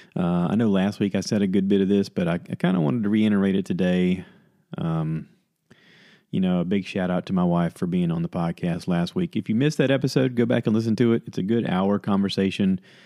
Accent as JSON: {"language": "English", "country": "United States"}